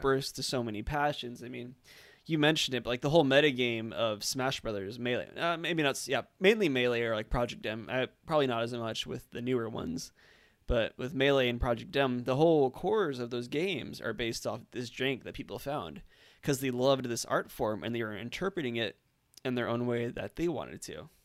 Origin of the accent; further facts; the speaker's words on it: Orange County, California, United States; I grew up in Orange County